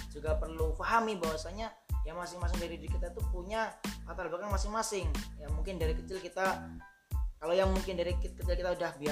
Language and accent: Indonesian; Java, Indonesia; kalau saya peribasan sebagai orang Jawa karena saya orang Jawa dia gitu ya